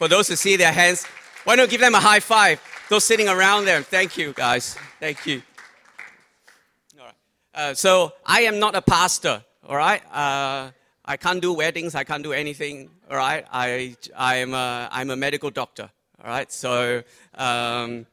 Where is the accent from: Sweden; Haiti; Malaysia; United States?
Malaysia; now in Australia; I'm Malaysian Chinese by origin, so we went back to Malaysia for the Lunar New Year